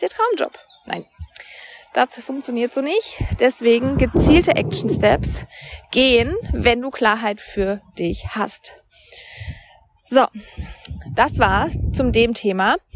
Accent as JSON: {"language": "German", "region": "Baden-Württemberg", "country": "Germany", "tie": "born or raised there", "lives_now": "Cologne, Germany", "said": "Mein Freund und ich haben uns dann irgendwann überlegt, wir wollen von Köln wieder in meine Heimat bei Freiburg ziehen"}